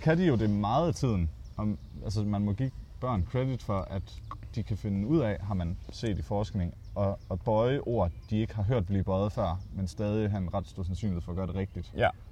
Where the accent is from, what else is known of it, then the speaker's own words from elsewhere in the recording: Vesthimmerland Municipality, North Denmark Region, Denmark; jeg kommer fra Vesthimmerlands Kommune